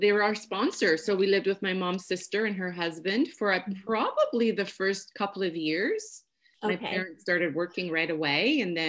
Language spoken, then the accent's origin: English; Belleville, Ontario, Canada; also born or lived in Portugal; I moved to Canada from Portugal when I was 7. So the first 7 years of my life, I lived in Portugal. And then we moved my family. So there's 3 girls, my mom and dad, to Belleville, Ontario.